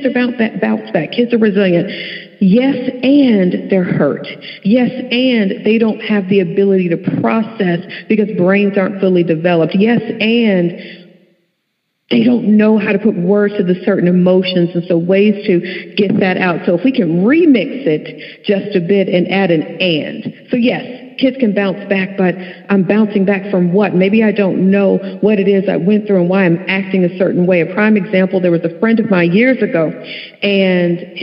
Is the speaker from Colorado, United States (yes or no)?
no; Dallas, Texas, United States; I am from Dallas, Texas